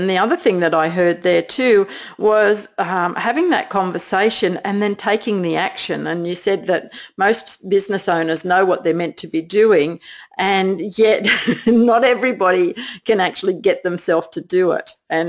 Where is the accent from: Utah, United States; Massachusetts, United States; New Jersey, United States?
New Jersey, United States; I'm just from New Jersey.